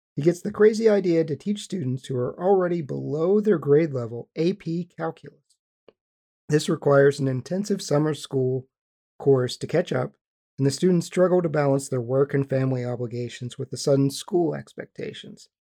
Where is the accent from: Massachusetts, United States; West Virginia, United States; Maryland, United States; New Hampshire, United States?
West Virginia, United States; we grew up in West Virginia.